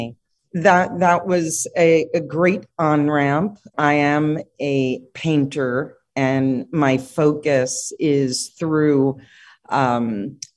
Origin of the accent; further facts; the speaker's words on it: New York City, New York, United States; now in California, United States; born and raised in New York City and grew up in Manhattan